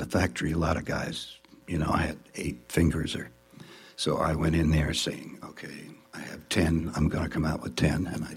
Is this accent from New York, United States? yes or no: yes; New York City, New York, United States; moved away as an adult; also born or lived in Ohio / Marin County, California; I grew up in New York